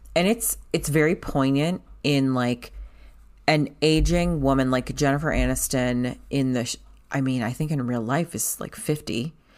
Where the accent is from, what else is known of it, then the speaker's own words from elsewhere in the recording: United States; as an American